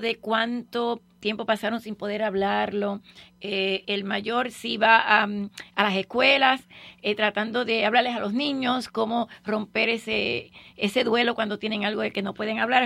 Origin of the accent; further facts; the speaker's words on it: Cuba; yo estoy emocionada como cubana